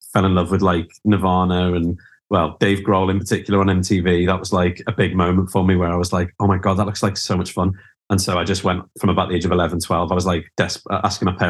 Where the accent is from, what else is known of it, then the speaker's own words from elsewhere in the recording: Liverpool, North West England, United Kingdom; moved away as an adult; also born or lived in London; I grew up in Liverpool